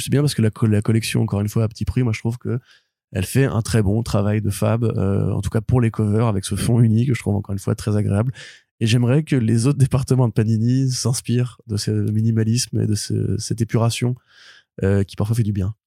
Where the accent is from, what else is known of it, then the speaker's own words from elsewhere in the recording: France; je suis français